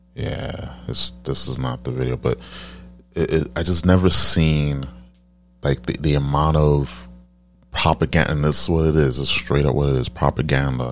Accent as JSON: {"language": "English", "town": "New York City", "region": "New York", "country": "United States", "said": "I'm, I'm from New York"}